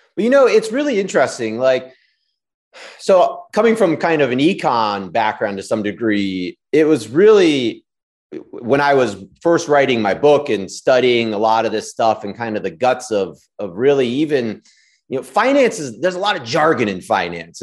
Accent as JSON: {"language": "English", "town": "Washington", "region": "District of Columbia", "country": "United States", "tie": "born or raised there", "said": "I grew up in D C, went to s, school in D C my whole life"}